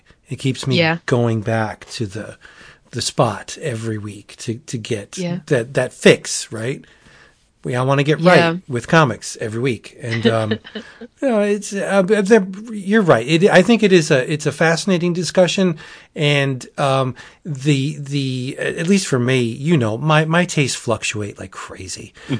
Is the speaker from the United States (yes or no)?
yes; New Jersey, United States; I'm from New Jersey.